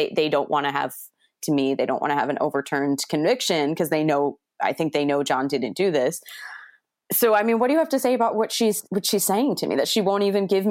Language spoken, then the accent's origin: English; Port Jefferson, New York, United States; growing up, you know, in Port Jeff High School, Port Jeff Middle School